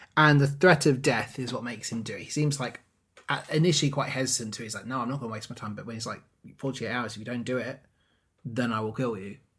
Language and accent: English; England, United Kingdom; we're English